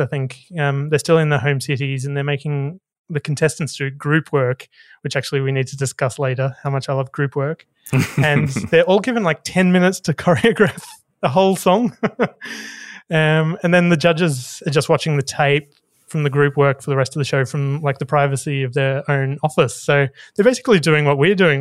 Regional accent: Hobart, Tasmania, Australia; we grew up in Hobart, which wasn't exactly the most uh, woke place

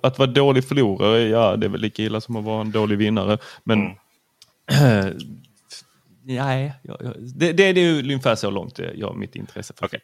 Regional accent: Lund, Skåne, Sweden; also born or lived in Helsingborg; jag är född i Lund

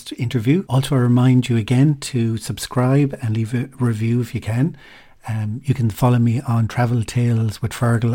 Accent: County Clare, Munster, Ireland; now in Clonmel, Ireland; I'm originally from Clare. I live in Clonmel, County Tipperary now

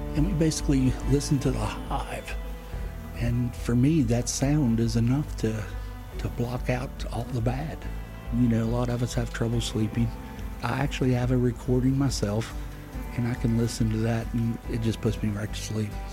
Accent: Ovapa, West Virginia, United States; I hail from West Virginia in the United States in a little community called Ovapa

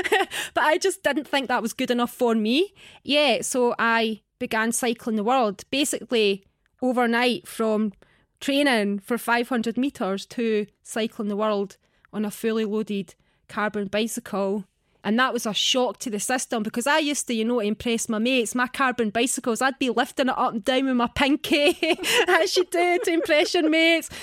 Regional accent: Scotland, United Kingdom; accent: Scottish; also born or lived in Manchester; I was born in Manchester. Obviously, I've got a Scottish accent. So I've spent, like, pretty much my whole life in Scotland

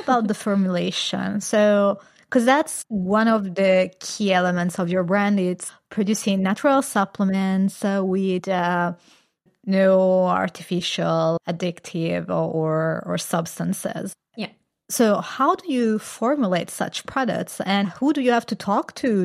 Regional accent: Italy; I come from Italy. It's a very Catholic country

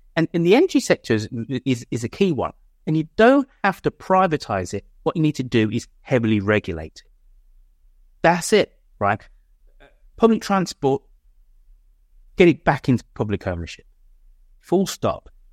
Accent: Birmingham, West Midlands, United Kingdom; my hometown of Birmingham

